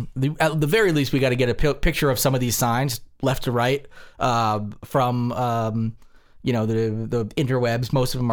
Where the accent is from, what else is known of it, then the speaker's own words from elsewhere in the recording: Newfoundland and Labrador, Canada; Why? I'm from Newfoundland. I am.